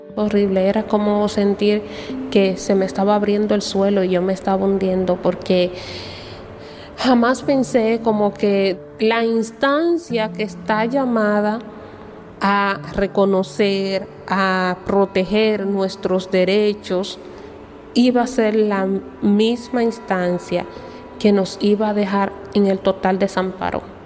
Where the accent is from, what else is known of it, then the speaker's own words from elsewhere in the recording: Dominican Republic; legalmente no somos dominicanos en la misma categoría o nivel que todos los demás dominicanos